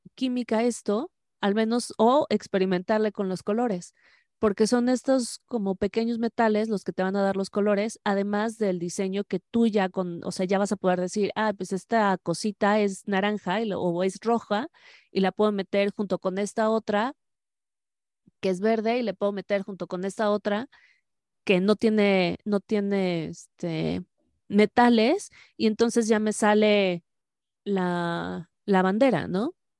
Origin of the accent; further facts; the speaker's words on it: Mexico; lo maravilloso de México es que aquí decimos